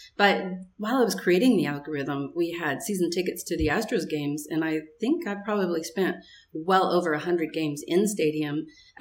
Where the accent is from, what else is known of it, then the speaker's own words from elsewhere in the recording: West Texas, United States; I come from this crazy sports family, growing up in West Texas in the world of Friday Night Lights